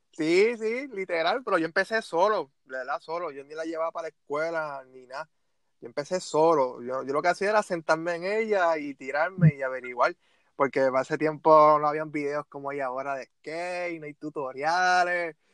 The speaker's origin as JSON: {"language": "Spanish", "town": "Bayamón", "country": "Puerto Rico", "said": "soy de Bayamón"}